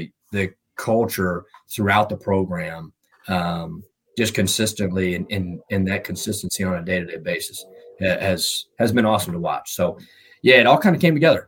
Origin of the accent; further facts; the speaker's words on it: Virginia, United States; moved away as an adult; also born or lived in North Carolina / Louisiana; now in Baton Rouge, United States; I'm from Virginia